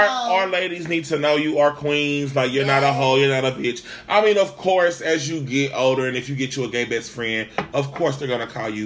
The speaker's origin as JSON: {"language": "English", "region": "Tennessee", "country": "United States", "said": "I'm from Tennessee."}